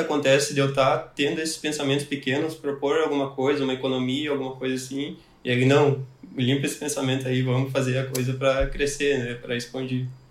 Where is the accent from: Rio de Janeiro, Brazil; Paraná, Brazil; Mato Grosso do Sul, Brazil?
Paraná, Brazil; now in Canoas, Brazil; Eu sou natural do Paraná, né? uma cidadezinha lá.